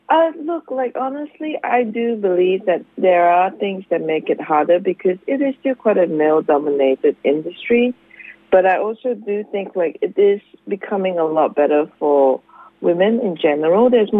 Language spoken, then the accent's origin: English; Singapore; now in Australia; I'm Singaporean.